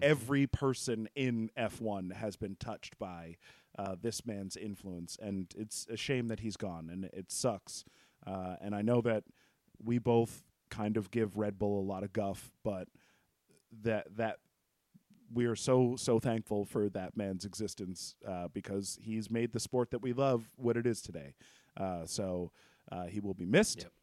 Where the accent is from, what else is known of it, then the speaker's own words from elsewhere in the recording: United States; I'm from the U S